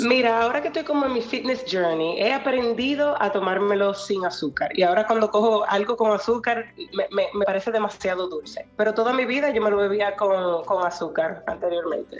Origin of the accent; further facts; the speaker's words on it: Dominican Republic; los dominicanos, sobre nosotros